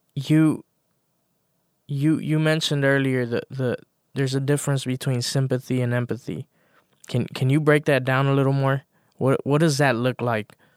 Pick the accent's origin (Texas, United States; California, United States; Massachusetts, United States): California, United States; Los Angeles; I grew up in South LA.